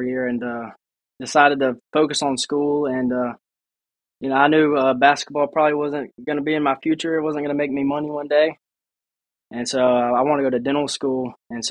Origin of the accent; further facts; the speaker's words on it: Hattiesburg, Mississippi, United States; growing up in Hattiesburg, you know, I feel like I've been a Golden Eagle my whole life.